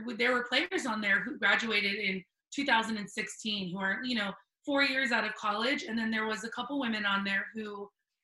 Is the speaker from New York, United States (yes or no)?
no; Cooper City, Florida, United States; I grew up in South Florida